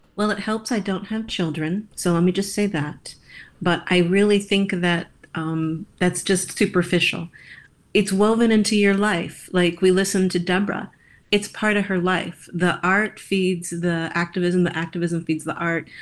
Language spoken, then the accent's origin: English; Iowa, United States; growing up in Iowa in a Roman Catholic setting